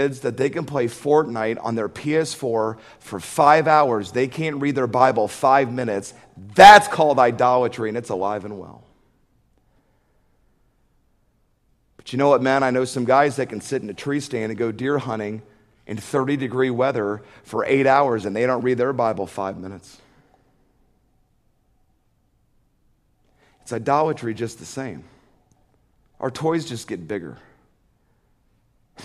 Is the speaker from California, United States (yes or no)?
no; Atlanta, Georgia, United States; I remember when I was 10, growing up in Atlanta